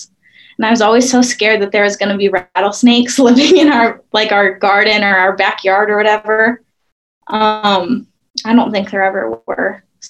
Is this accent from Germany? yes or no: no; Surrey, British Columbia, Canada; born there; I was born in Surrey, outside of Vancouver, British Columbia, Canada.